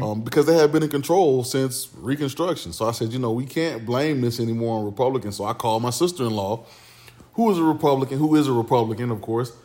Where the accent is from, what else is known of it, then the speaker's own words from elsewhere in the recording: Orlando, Florida, United States; now in Southeast Texas, United States; I moved over to Pine Hills. And so, um, that's where, you know, I pretty much grew up